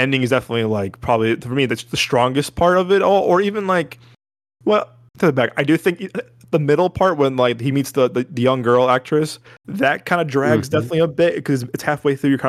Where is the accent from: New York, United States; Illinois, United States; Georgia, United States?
Illinois, United States; Chicago; we're from Chicago